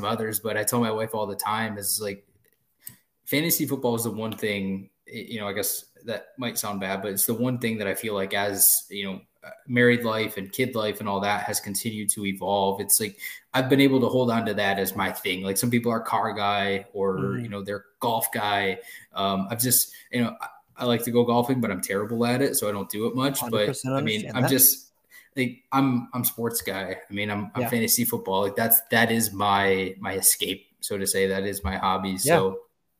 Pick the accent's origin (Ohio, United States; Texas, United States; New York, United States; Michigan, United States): Michigan, United States; Detroit; growing up in the Detroit area